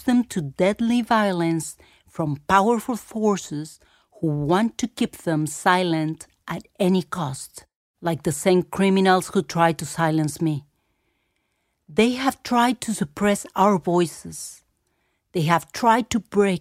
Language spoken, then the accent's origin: English; Mexico City, Mexico; moved away as an adult; the earthquake 2 years ago in my hometown of Mexico City